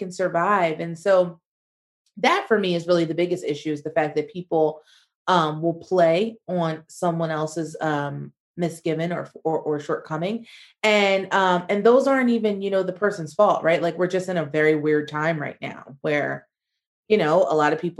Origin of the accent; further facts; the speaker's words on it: United States; moved away as an adult; also born or lived in Spain; as an American